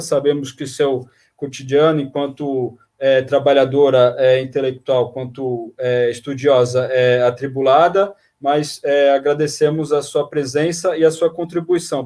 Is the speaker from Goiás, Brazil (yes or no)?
no; Baixada Santista, São Paulo, Brazil; lá da Baixada Santista, da minha terra